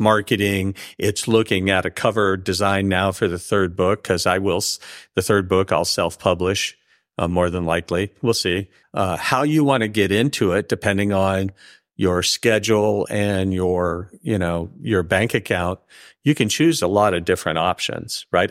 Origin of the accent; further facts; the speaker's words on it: the Northwest, Pacific Northwest, United States; now in California, United States; I grew up in the Northwest